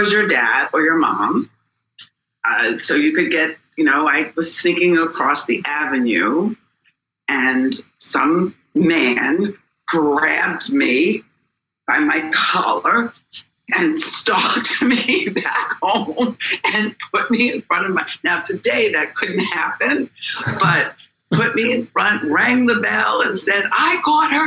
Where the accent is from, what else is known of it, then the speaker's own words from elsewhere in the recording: New York City, New York, United States; we grew up in the Bronx